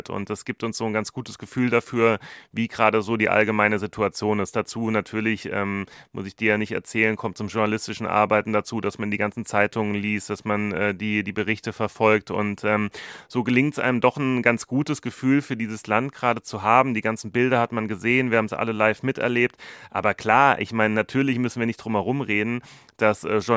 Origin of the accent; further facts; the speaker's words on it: Germany; now in India; dass wir nicht alleine als Deutsche dort in Indien sind.